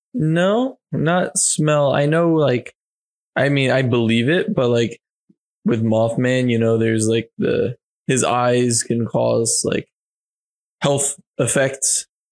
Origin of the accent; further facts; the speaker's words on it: Pennsylvania, United States; I was born in Pennsylvania